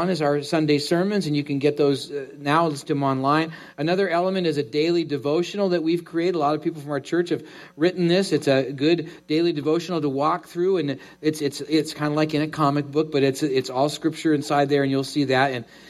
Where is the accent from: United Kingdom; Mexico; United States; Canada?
Canada; being that I was born in Canada